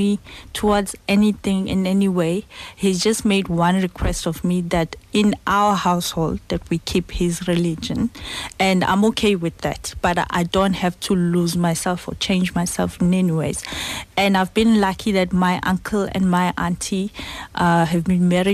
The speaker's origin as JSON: {"language": "English", "town": "Babanango", "region": "KwaZulu-Natal", "country": "South Africa", "said": "I come from Baba Nango. It's like 17 kilometers from Gandla. So I come from a very Zulu, like very, very cultural part of Zulu."}